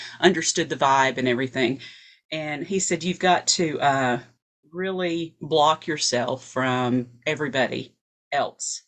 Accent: Fayetteville, Tennessee, United States; I am from Fayetteville, Tennessee. It is a little town 30 miles north of Huntsville, Alabama. I only live 15 minutes from there now

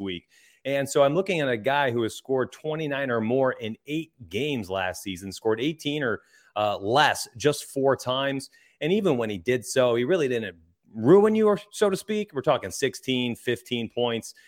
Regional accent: Rochester, New York, United States; moved away; I'm from Rochester

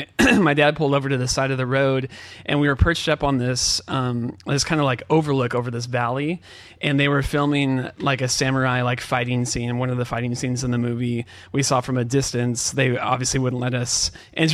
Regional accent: California, United States; I grew up in California

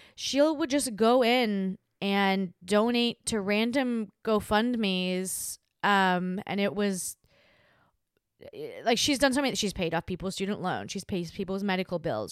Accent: Australia; moved away; Australia is my country, my hometown, and I'm not there

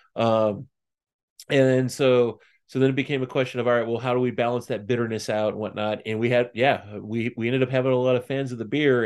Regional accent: just outside of Saint Louis, Southern Illinois, United States; now in Lebanon, Tennessee, United States; I grew up in Southern Illinois, just outside of Saint Louis

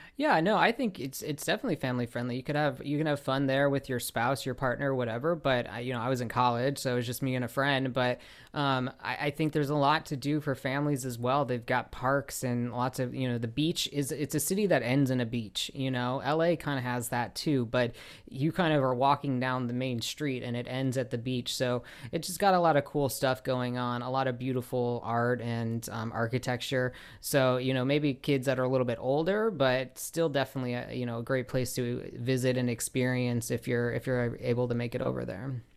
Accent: Chicago, Illinois, United States; now in Los Angeles, United States; I live in Los Angeles, so that's like uh, you know, and I grew up in Chicago

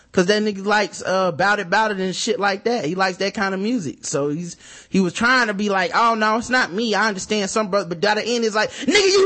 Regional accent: Michigan, United States; now in Atlanta, United States; I moved here from Michigan and a lot of dudes I went to high school with live here too

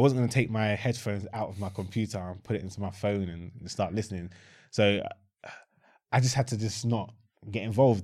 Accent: Croydon, London, United Kingdom; I was born in Croydon

